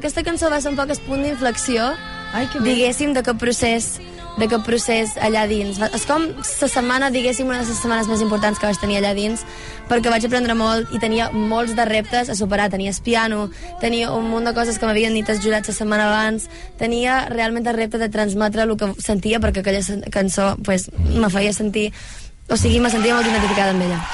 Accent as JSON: {"language": "Catalan", "area": "Menorca", "region": "Balearic Islands", "country": "Spain", "first_language": "Catalan"}